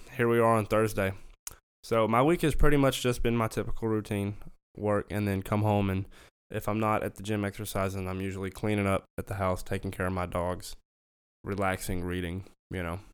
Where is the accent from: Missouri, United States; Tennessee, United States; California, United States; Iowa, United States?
Tennessee, United States; Memphis; moved away; also born or lived in Arkansas; I grew up in Memphis, Tennessee